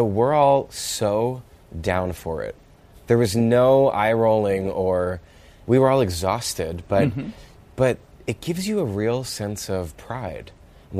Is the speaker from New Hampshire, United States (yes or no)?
no; Pennsylvania, United States; moved away as an adult; now in New York, United States; when I moved to New York from Pennsylvania, I didn't swear